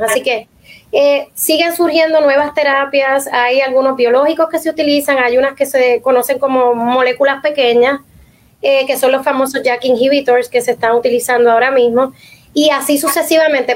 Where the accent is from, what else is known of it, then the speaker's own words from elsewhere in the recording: Puerto Rico; nosotros como puertorriqueños